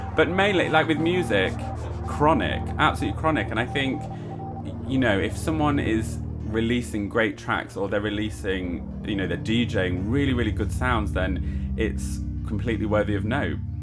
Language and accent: English; the north of England, United Kingdom; now in London, United Kingdom; two northerners in London